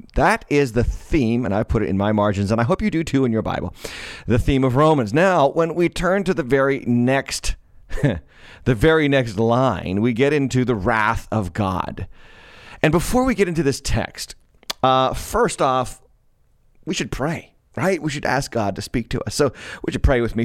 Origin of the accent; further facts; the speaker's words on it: Massachusetts, United States; Massachusetts, my home state